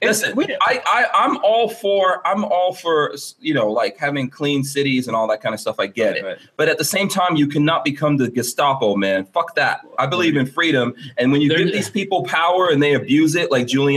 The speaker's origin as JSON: {"language": "English", "region": "New York", "country": "United States", "tie": "born or raised there", "moved": "yes", "lives_now": "Florida, United States", "said": "I grew up in New York. My family's still there"}